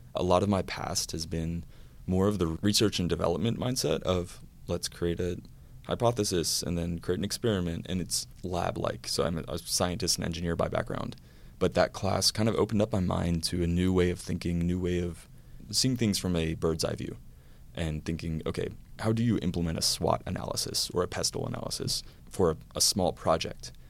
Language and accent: English; Louisiana, United States; moved away as an adult; also born or lived in Georgia / North Carolina; I am a Louisiana native. So I grew up in Louisiana